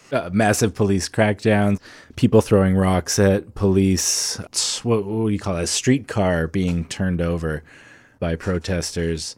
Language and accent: English; Medicine Hat, Alberta, Canada; my hometown of Medicine Hat